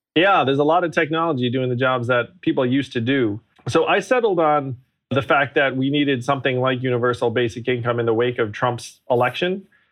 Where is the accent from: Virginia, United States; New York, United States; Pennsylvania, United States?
New York, United States; upstate; also born or lived in Schenectady, New York; I grew up in upstate New York